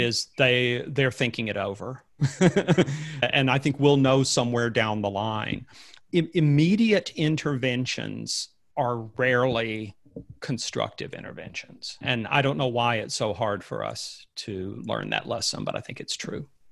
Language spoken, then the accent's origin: English; Alabama, United States; growing up in Alabama